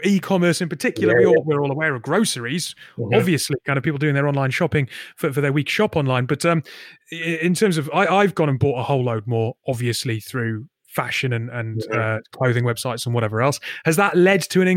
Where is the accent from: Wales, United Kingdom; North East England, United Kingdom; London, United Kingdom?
North East England, United Kingdom; Newcastle upon Tyne; moved away; I'm from Newcastle originally